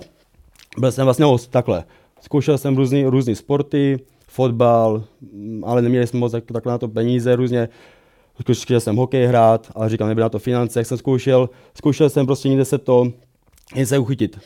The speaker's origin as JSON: {"language": "Czech", "town": "Brno", "region": "South Moravian Region", "country": "Czechia", "tie": "born or raised there", "said": "pocházím z Brna, kde jsem vyrůstal"}